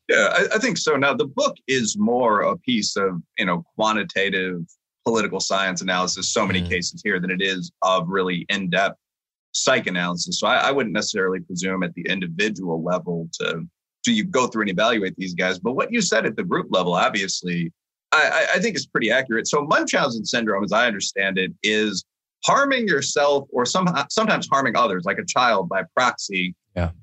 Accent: Chicago, Illinois, United States; moved away; I had a lot of friends that went to, you know, Loyola, DePaul, U Chicago, the schools in the area, because I'm a Chicagoan by background

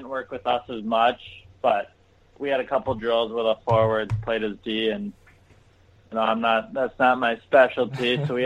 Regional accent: Elk River, Minnesota, United States; I grew up in Elk River

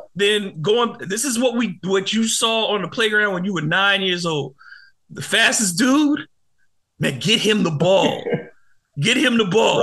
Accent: Detroit, Michigan, United States; moved away; my hometown Detroit

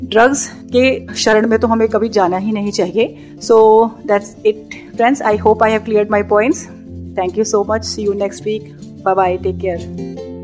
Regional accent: India; मुझे ये as an Indian मैंने ऑब्जर्व किया क्योंकि हम लोग इंडिया में

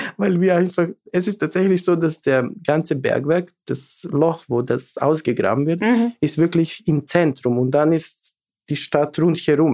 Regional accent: Bor, eastern Serbia, Serbia; German is a second language; moved away as an adult; now in Vienna, Austria; ich bin geboren äh, 83 eben in Bor. Das ist Ostserbien.

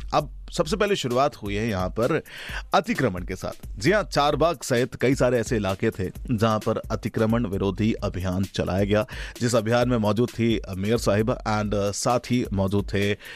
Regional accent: India

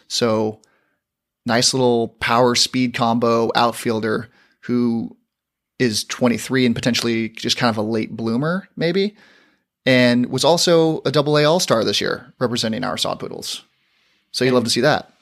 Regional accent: San Diego, California, United States; I'm from San Diego

